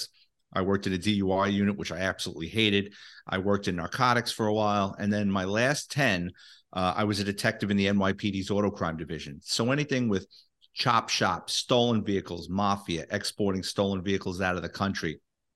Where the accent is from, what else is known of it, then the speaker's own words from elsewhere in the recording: New York City, New York, United States; I'm a Bronx kid, born and raised in New York City.